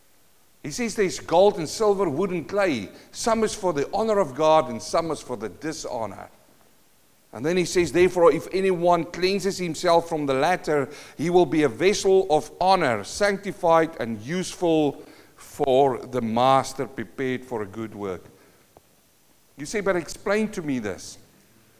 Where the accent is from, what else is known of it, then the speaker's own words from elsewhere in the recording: South Africa; moved away; I come from South Africa